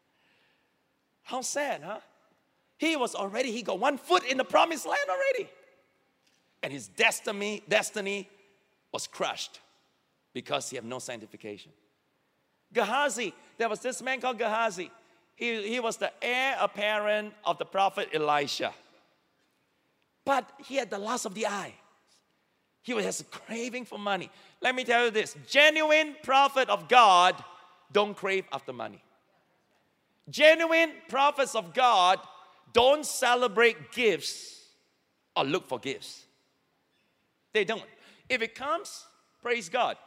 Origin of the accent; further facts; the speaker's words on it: Singapore; as Singaporean, I can say it because I grew up here.